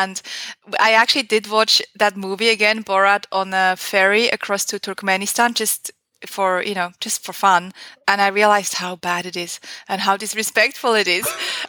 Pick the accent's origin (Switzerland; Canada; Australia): Switzerland; English is a second language; It is so cliche. It was one of my first internships. I was still in high school, I think.